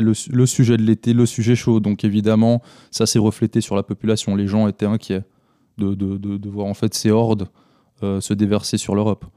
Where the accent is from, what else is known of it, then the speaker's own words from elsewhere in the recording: Switzerland; ici chez nous en Suisse